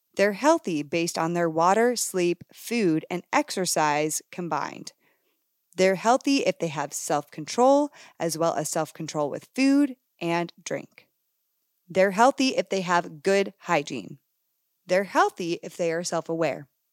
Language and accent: English; Canada; moved away; as a girl who originally came from Canada, if you didn't know that, fun fact, I was born in Canada